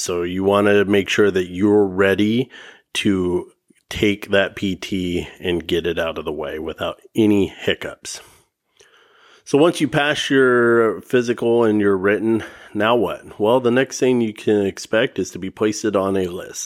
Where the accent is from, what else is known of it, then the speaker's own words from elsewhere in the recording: the Northwest, Washington, United States; I'm from the Northwest here in Washington